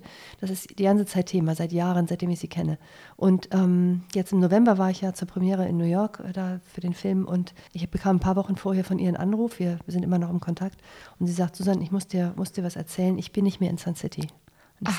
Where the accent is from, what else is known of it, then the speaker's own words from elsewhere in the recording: Germany; als Deutsche